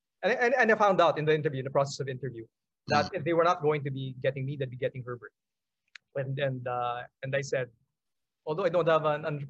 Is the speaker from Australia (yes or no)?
no; Philippines; we're proud about being Filipino.